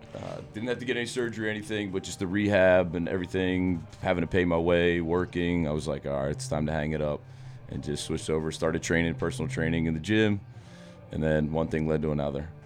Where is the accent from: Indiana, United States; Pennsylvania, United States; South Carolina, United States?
Pennsylvania, United States; outside of Philadelphia; I grew up outside of Philadelphia